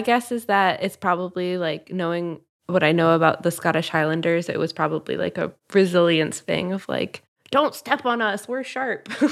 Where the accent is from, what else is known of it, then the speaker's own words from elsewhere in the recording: Midwest, United States; growing up in the Midwest, we had a lot of milkweeds